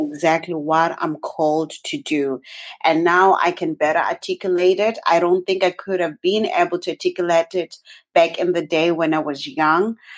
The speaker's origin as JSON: {"language": "English", "country": "Zimbabwe", "tie": "born or raised there", "moved": "yes", "lives_now": "Canada", "said": "I was born and raised in Zimbabwe"}